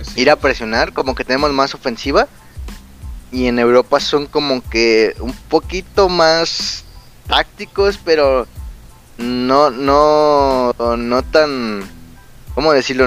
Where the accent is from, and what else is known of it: Mexico